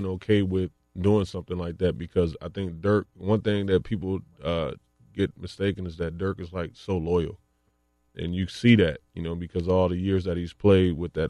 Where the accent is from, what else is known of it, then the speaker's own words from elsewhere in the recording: Racine, Wisconsin, United States; I had a chance back in my hometown, Racine, Wisconsin.